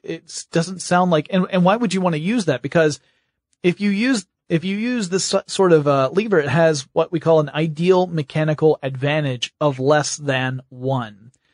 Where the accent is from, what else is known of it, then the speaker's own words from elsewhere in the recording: Georgia, United States; I'm from Georgia